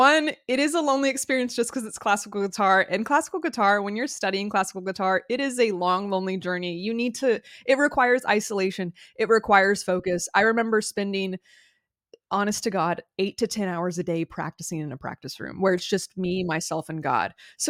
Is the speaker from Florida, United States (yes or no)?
yes; Florida, United States; I grew up in South Florida, there were a lot of trees.